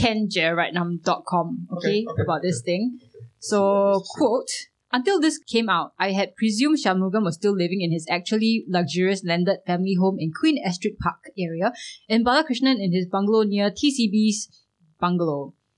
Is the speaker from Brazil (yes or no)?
no; Singapore; I'm Singaporean